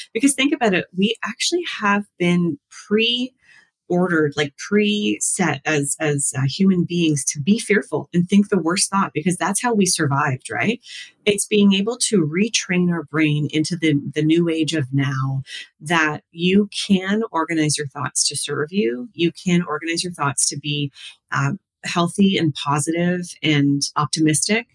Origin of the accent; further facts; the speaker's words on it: the Maritimes, Canada; moved away; I come from the Maritimes